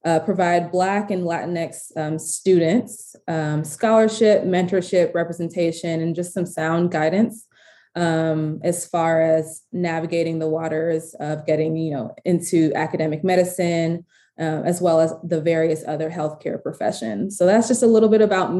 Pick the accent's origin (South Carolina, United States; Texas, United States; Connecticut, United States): Texas, United States; Houston; moved away as an adult; also born or lived in Waco, Texas; now in Chicago, United States; born and raised in Houston, Texas